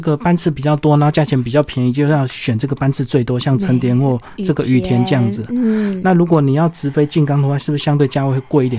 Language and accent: Chinese; Taiwan; 就跟我们台湾这个阿里山茶很有名，